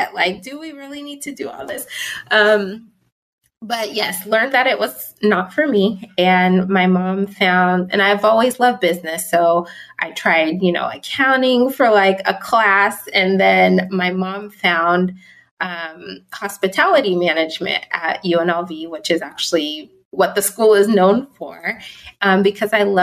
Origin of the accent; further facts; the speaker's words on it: Southern California, United States; also born or lived in Pittsburgh, Pennsylvania / Las Vegas, Nevada; I grew up though in Southern California